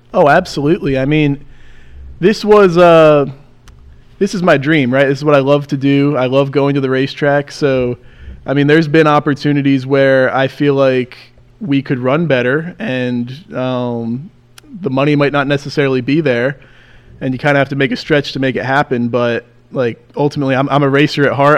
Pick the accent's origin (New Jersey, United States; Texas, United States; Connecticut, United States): New Jersey, United States; Mahwah; Born and raised in Jersey. Yeah, grew up right in Mahwah